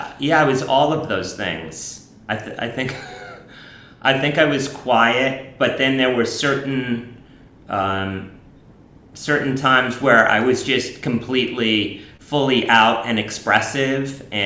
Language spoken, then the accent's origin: English; New York, United States; I grew up in Alphabet City in New York